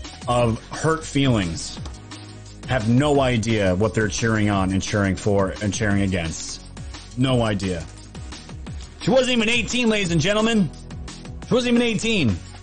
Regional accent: Pennsylvania, United States; I'm from Pennsylvania.

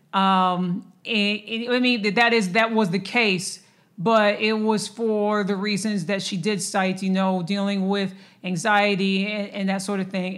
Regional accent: Lansing, Michigan, United States; now in Dallas, United States; my hometown of Lansing, Michigan

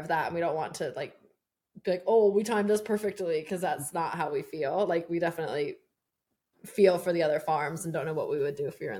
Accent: Virginia Beach, Virginia, United States; now in Morattico, United States; I'm from Virginia Beach originally.

